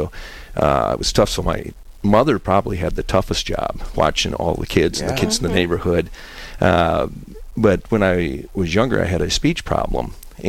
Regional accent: Sioux Falls, South Dakota, United States; born and raised right here in Sioux Falls, South Dakota. I have five brothers and sisters.

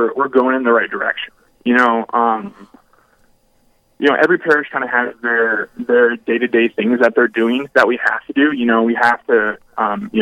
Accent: Brainerd, Minnesota, United States; now in Duluth, United States; I grew up in Brainerd, Minnesota

